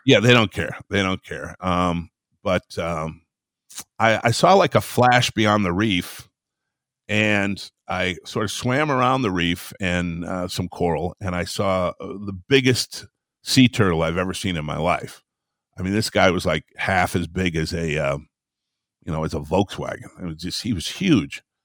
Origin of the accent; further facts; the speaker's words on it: Traverse City, Michigan, United States; I grew up in northern Michigan, up in the sticks there